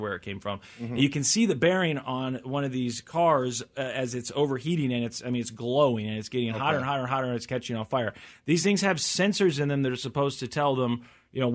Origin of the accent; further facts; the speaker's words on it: Missouri, United States; I'm from Missouri